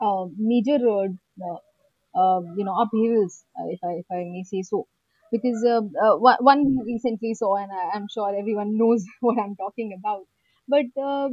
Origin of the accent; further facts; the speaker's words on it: Bihar, India; I'm from Bihar